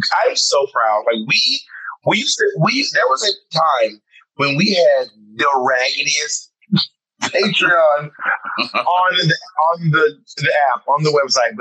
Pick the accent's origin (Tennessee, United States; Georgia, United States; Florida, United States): Georgia, United States; Columbus; now in New York, United States; I came from Columbus, Georgia